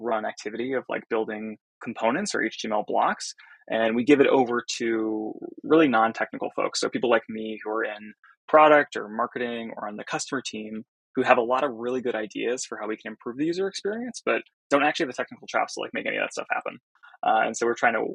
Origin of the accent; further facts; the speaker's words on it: Silicon Valley, California, United States; I grew up in Silicon Valley